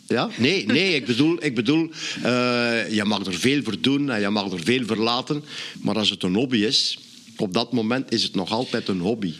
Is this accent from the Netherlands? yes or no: no; Flanders, Belgium; als Vlaming zijnde